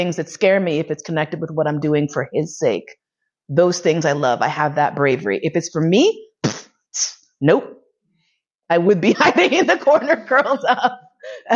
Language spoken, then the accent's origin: English; New York City, New York, United States; now in Vienna, Austria; I grew up in Manhattan. I grew up in East Harlem